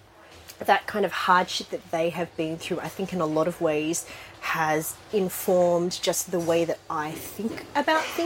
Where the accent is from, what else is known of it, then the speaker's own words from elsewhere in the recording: Sydney, New South Wales, Australia; accent: Australian; I did grow up in Sydney